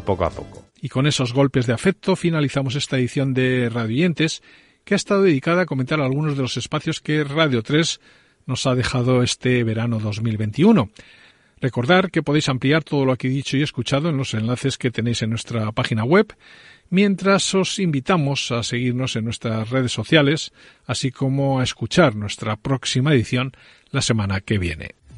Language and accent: Spanish; Mallorca, Balearic Islands, Spain; now in Madrid, Spain; un mallorquín afincado en Madrid desde hace ya bastante tiempo